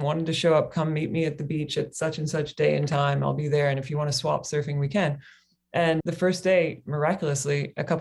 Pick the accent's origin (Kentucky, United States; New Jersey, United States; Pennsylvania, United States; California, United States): Kentucky, United States; moved away as an adult; also born or lived in Australia; now in Hawaii, United States; I grew up in Kentucky on the mainland.